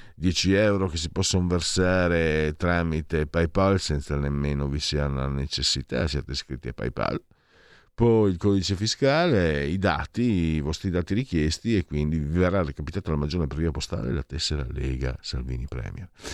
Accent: Friuli-Venezia Giulia, Italy; now in Milan, Italy; sono un grossolano, sono un provinciale, vengo dal Friuli

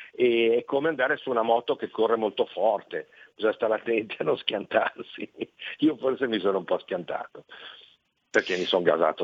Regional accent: Brazil; now in Milan, Italy; sono nato in Brasile

